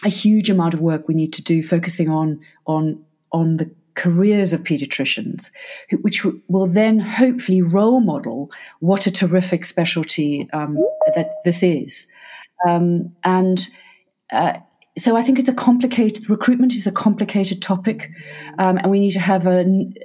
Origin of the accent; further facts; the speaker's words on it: Cape Town, Western Cape, South Africa; now in United Kingdom; as a South African, and I come from Cape Town